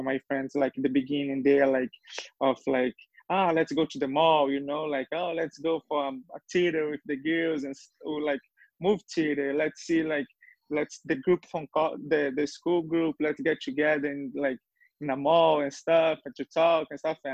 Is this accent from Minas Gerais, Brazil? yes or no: no; Rio de Janeiro, Brazil; English is a second language; now in Tulsa, United States; So I was born in Brazil, Rio de Janeiro, and specifically like the neighbor is called Meia